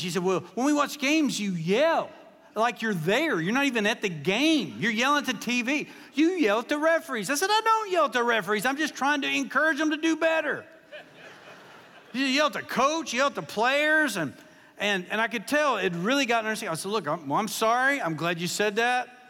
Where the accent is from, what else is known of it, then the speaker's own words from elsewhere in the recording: Kentucky, United States; moved away; I pastored in Kentucky for 14 years, and I grew up in Kentucky